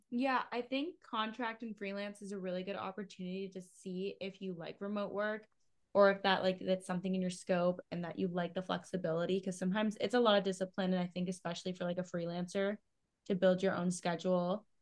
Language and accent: English; Canada; I'm from Canada